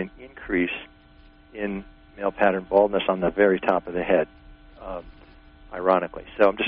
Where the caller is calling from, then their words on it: New York, United States; I actually have two questions. I'm from New York.